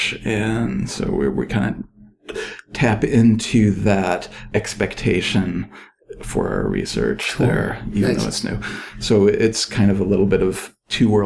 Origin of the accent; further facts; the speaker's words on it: Ann Arbor, Michigan, United States; now in Merced, United States; I grew up in Ann Arbor, Michigan, which is a big university town